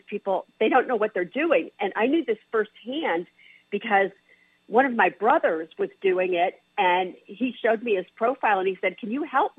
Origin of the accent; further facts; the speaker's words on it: Chicago, Illinois, United States; I grew up in Chicago